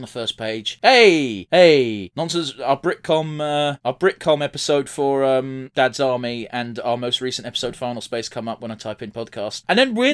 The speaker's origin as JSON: {"language": "English", "region": "England", "country": "United Kingdom", "said": "I'm English"}